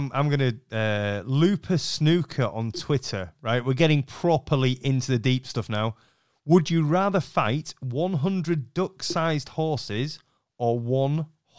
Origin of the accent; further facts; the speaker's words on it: Yorkshire and the Humber, United Kingdom; I'm a Yorkshireman.